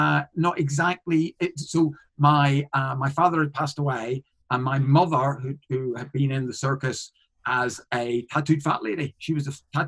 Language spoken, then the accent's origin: English; Northern Ireland, United Kingdom; I am a comedian from Northern Ireland.